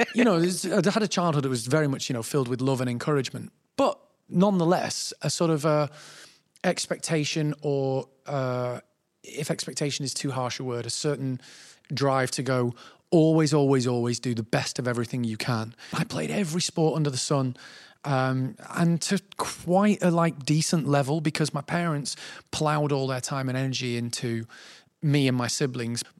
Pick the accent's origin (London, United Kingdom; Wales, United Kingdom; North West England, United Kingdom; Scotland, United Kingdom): North West England, United Kingdom; Manchester; I'm from Manchester